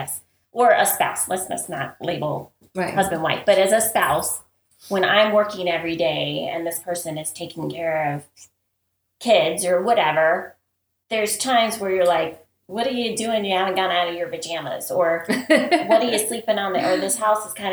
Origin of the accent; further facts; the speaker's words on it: Midwest, United States; we're from the Midwest